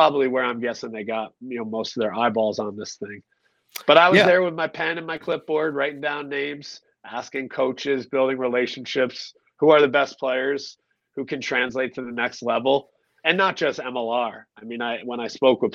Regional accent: Connecticut, United States; I'm from Connecticut

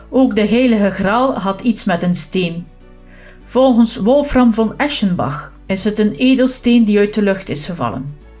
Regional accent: Flanders, Belgium; Als West-Vlaming moet ik nog eventjes verduidelijken dat ik hiermee niet het edelmetaal goud bedoel, maar wel hout vanuit een bos.

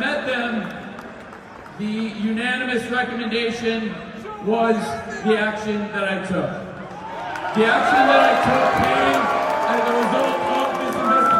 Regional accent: Champaign, Illinois, United States; I'm from the great state of Illinois myself. I grew up here, I grew up downstate in Champaign

